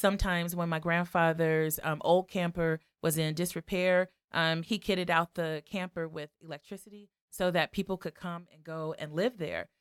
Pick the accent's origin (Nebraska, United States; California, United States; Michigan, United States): California, United States; Los Angeles; now in Chicago, United States; growing up in Watts, I would say, you know, the Watts Towers were my, was my campus